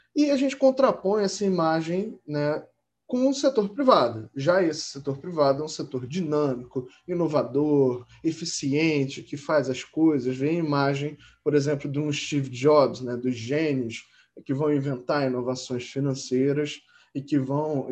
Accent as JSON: {"language": "Portuguese", "region": "Rio de Janeiro", "country": "Brazil", "tie": "born or raised there", "said": "Eu, por exemplo, nasci no Hospital Marcílio Dias, que é um hospital público ali no Lins, aqui no Rio de Janeiro"}